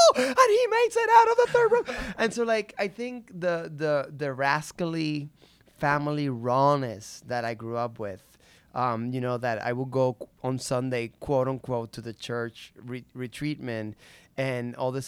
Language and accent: English; Puerto Rico; Growing up in Puerto Rico, let me see.